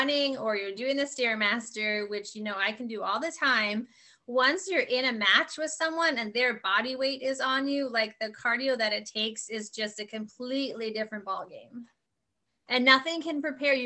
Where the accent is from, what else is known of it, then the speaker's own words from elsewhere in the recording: Reading, Pennsylvania, United States; moved away; I'm originally from Pennsylvania.